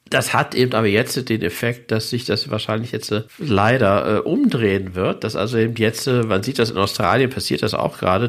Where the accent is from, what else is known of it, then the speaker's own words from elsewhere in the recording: Germany; als Deutscher